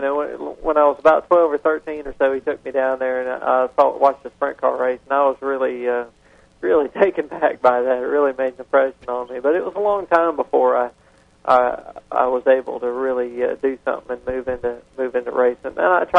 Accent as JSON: {"language": "English", "town": "San Antonio", "region": "Texas", "country": "United States", "said": "San Antonio."}